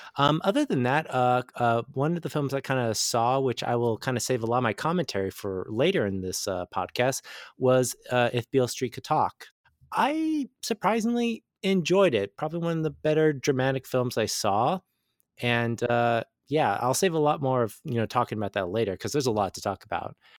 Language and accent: English; San Diego, California, United States; I'm from San Diego, so we rarely get any rain at all